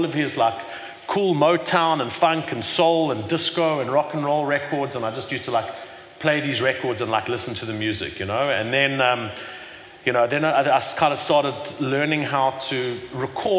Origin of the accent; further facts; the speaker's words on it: Johannesburg, Gauteng, South Africa; now in Cape Town, South Africa; I was born in Johannesburg, in Hillbrow, you know, many years ago, 40 years ago